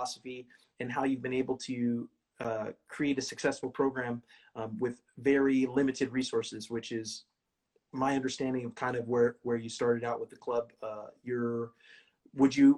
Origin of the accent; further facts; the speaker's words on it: Bakersfield, California, United States; moved away; my hometown, Bakersfield, California